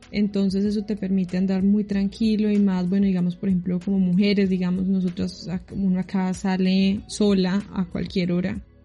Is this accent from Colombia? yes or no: yes; Armenia, Quindío, Colombia; moved away as an adult; also born or lived in Bogotá; now in New Zealand; yo nací en Bogotá, pero me crié en la ciudad de Armenia